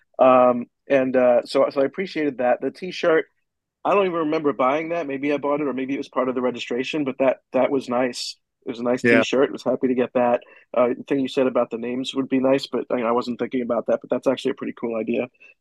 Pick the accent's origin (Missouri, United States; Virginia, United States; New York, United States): New York, United States; I'm from New York